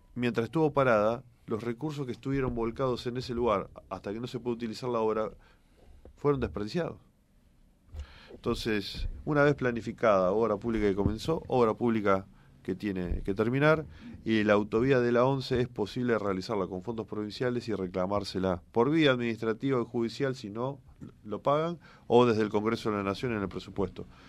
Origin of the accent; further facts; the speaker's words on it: Santa Fe, Argentina; nosotros los santafesinos